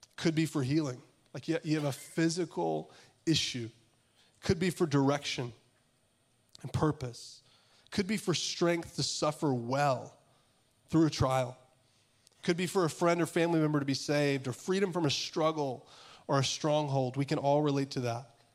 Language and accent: English; Augusta, Georgia, United States; I'm from Augusta, Georgia